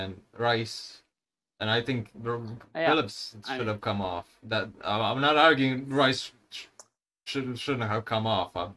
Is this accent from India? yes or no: no; Croatia; we are from Croatia.